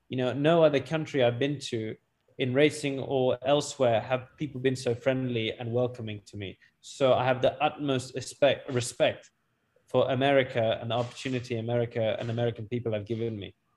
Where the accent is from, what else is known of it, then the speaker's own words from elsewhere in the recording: United Kingdom; also born or lived in Pakistan (ancestry); I was born in Britain or not, at the end of the day, you look at me. I'm brown. I'm Pakistani.